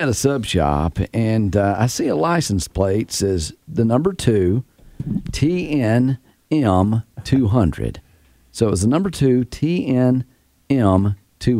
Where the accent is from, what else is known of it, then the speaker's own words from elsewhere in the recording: Tennessee, United States; I'm from Tennessee.